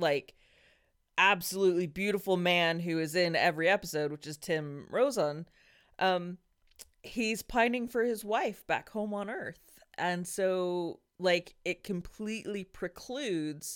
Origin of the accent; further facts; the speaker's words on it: New Mexico, United States; I'm from New Mexico.